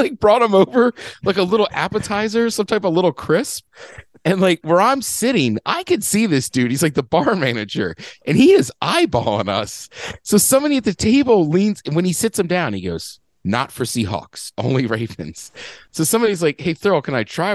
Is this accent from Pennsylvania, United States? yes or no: no; Maryland, United States; moved away; I grew up in Maryland